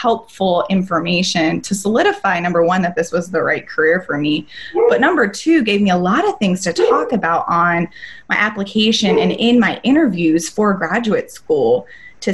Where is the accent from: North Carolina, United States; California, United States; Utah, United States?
North Carolina, United States; moved away as an adult; also born or lived in Denver; I was born and raised in North Carolina, so packed up all my bags and got a U-Haul and drove across the country to Denver